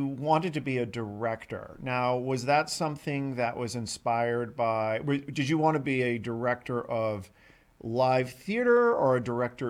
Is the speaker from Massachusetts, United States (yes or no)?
yes; Boston, Massachusetts, United States; because I grew up in Boston